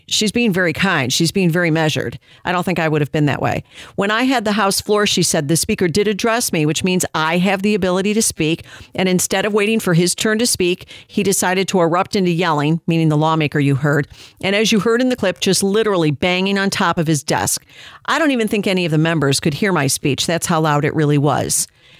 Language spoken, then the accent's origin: English; Illinois, United States; Illinois, my home state